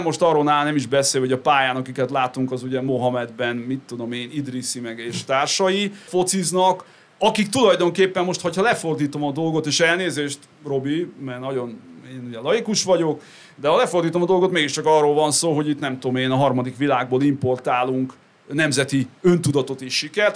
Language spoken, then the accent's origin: Hungarian; Great Hungarian Plain, Hungary; also born or lived in United States; központú alföldi családban nőttem fel